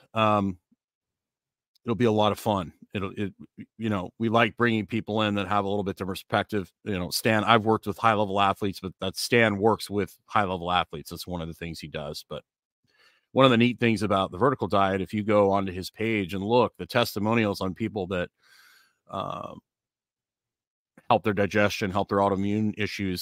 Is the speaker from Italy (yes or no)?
no; Canada; when I was growing up in Canada